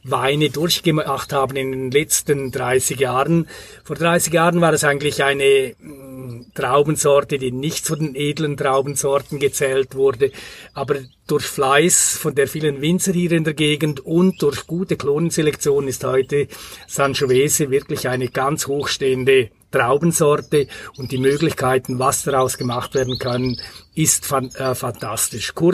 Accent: Grisons, Switzerland; ich stamme aus der Bündner Herrschaft, aus einer kleinen Weingegend in Graubünden. Und da bin ich mit Pinot Noir, mit Spätburgunder groß geworden.

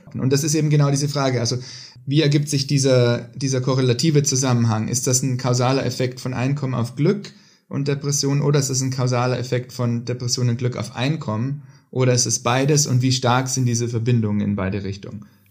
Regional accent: Hof, Bavaria, Germany; moved away as an adult; also born or lived in Oxford, United Kingdom / Boston, United States / Princeton, United States; now in Stockholm, Sweden; Ich komme ursprünglich aus Hof in Bayern

